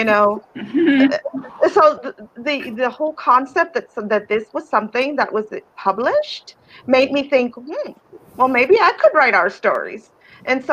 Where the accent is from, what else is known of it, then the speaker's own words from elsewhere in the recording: Eagle Pass, Texas, United States; also born or lived in Piedras Negras, Coahuila, Mexico; And then we moved, and I grew up in Eagle Pass